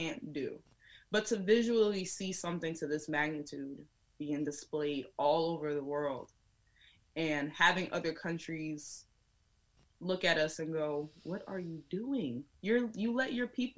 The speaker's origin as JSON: {"language": "English", "country": "United States", "tie": "born or raised there", "said": "I know that I am an American. I was born here"}